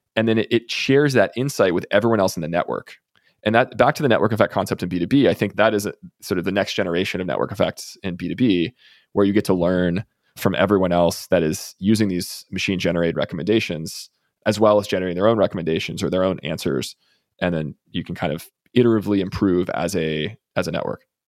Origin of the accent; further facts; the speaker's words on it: Texas, United States; I'm from Texas